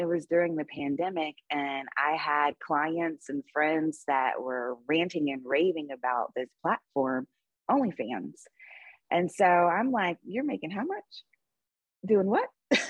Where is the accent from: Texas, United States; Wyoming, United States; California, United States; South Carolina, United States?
South Carolina, United States; also born or lived in Los Angeles / New York / Atlanta; now in Las Vegas, United States; No, I'm actually from South Carolina. I'm a bit of a gypsy, so I move all the time. I've lived in LA, I've lived in New York, I've lived in Atlanta. Now I'm in Las Vegas.